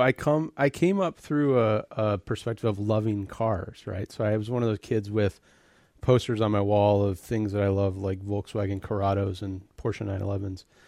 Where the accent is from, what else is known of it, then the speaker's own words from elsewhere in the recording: Birmingham, Michigan, United States; moved away as an adult; also born or lived in Royal Oak, Michigan / Detroit, Michigan; now in California, United States; I grew up, I was born in Royal Oak, Michigan. uh, and was raised in Birmingham